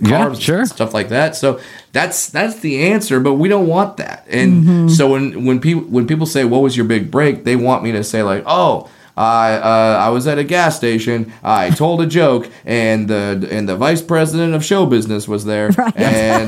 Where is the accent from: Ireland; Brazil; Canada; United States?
United States; Southern California; also born or lived in Orange County; I grew up in Southern California. I was living in Orange County